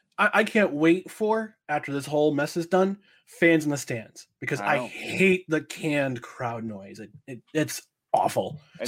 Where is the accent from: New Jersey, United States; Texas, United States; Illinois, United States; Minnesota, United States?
New Jersey, United States; moved away; I'm originally from New Jersey.